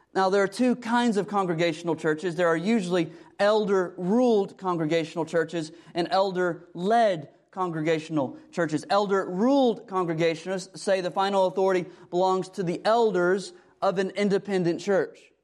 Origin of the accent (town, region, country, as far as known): United States